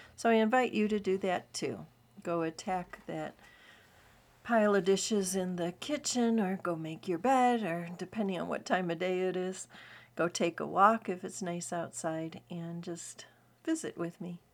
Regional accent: United States; I'm as American as apple pie

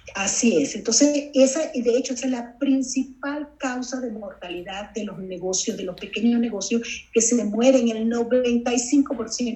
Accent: Venezuela; moved away as an adult; now in Los Angeles, United States; soy originalmente de Venezuela, nacida en Venezuela

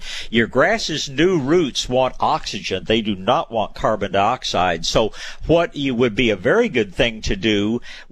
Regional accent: Tyler, Texas, United States; I was born in Tyler, Texas, where they grow world-class hydrangeas.

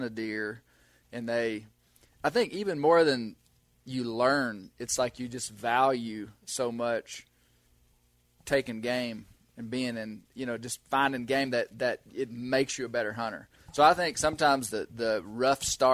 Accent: Mena, Arkansas, United States; I grew up in Mena, which is 2 hours south of where we are right now

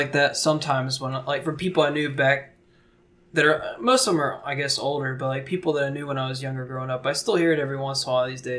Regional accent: South Carolina, United States; I'm from South Carolina.

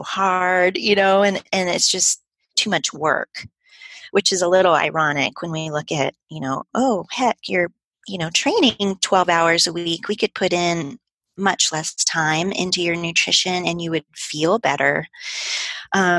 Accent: Midwest, United States; moved away as an adult; also born or lived in Colorado; I'm from the Midwest

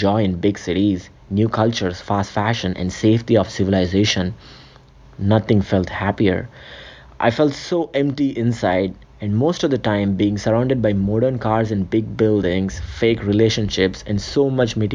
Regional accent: India; moved away as an adult; now in Canada; I was born and raised in a small city in India

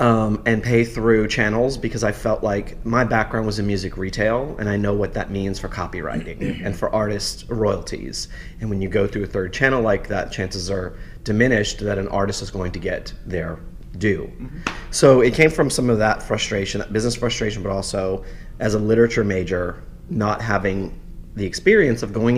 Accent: New Orleans, Louisiana, United States; now in New York, United States; I am originally from New Orleans, and I moved to New York in 2000

